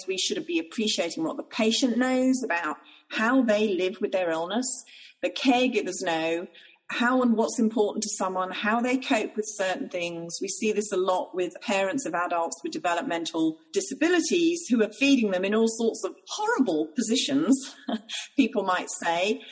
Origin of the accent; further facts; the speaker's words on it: Ireland; I'm Irish.